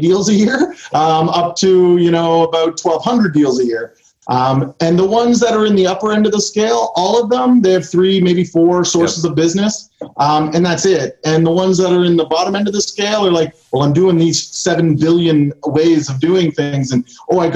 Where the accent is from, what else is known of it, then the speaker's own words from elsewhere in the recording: Canada; I'm Canadian